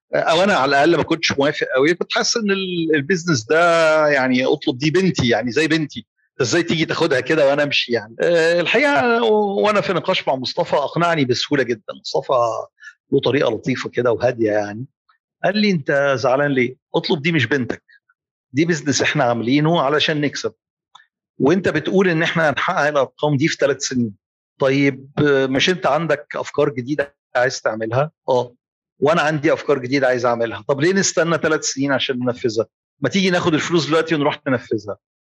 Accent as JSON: {"language": "Arabic", "country": "Egypt", "also_born_or_lived": "Saudi Arabia", "said": "عندنا في مصر"}